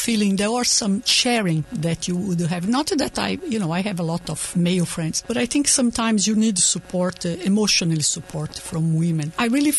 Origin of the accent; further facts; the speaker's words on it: Brazil; moved away as an adult; I was born in Brazil and I grew up in a family of immigrants, so it's like a double immigrant